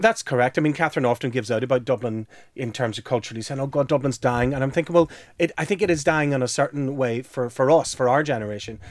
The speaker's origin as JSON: {"language": "English", "town": "Belfast", "region": "Northern Ireland", "country": "United Kingdom", "tie": "born or raised there", "moved": "yes", "said": "when I was growing up in Belfast"}